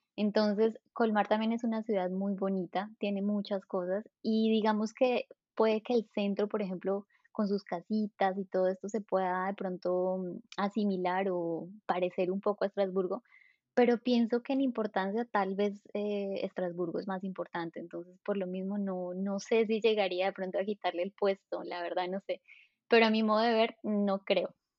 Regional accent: Colombia; moved away as an adult; also born or lived in southern France; now in Strasbourg, France; soy colombiana. Hace cinco años que estoy en Francia

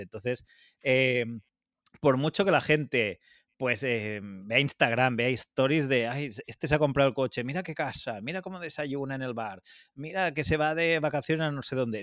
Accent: Catalonia, Spain; los dos somos autónomos catalanes

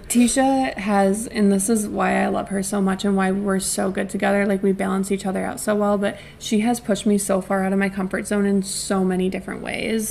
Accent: Wisconsin, United States; moved away as an adult; now in Connecticut, United States; I had lived in my hometown my whole life, except for one semester of college

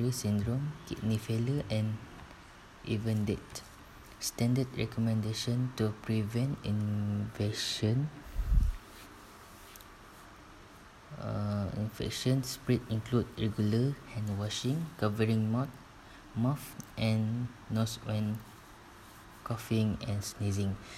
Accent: Sarawak, Malaysia; moved away as an adult; now in Tanjung Malim, Malaysia; my hometown is at Sarawak

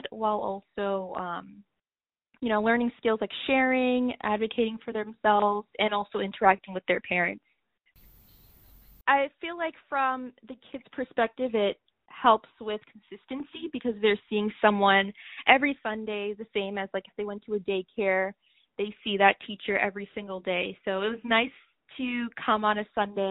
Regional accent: Cambridge, Massachusetts, United States; also born or lived in Medford, Massachusetts; being raised there in Cambridge

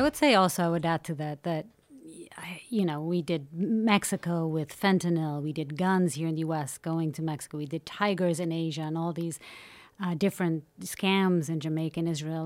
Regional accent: Portugal; growing up in Portugal.

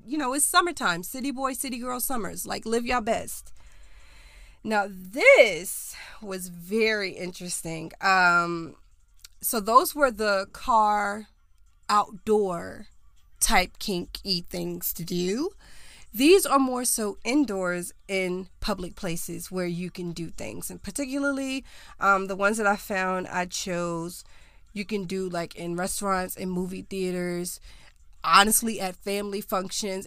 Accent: Charlotte, North Carolina, United States; I was born and raised in North Carolina. I lived in Charlotte.

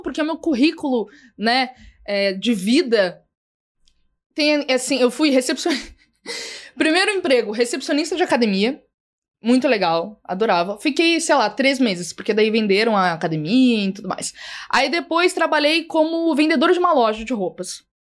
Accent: Porto Alegre, Rio Grande do Sul, Brazil; moved away as an adult; now in São Paulo, Brazil; quando eu ainda morava lá em Porto Alegre, no Rio Grande do Sul, eu não sou aqui de São Paulo

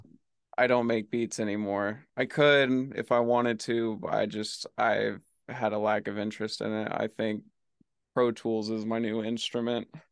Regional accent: Oklahoma, United States; moved away as an adult; now in Los Angeles, United States; I'm from Oklahoma.

